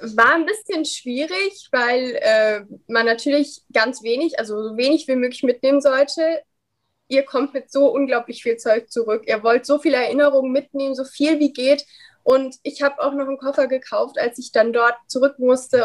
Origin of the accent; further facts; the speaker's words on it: Dresden, Saxony, Germany; ich komme ja aus Dresden.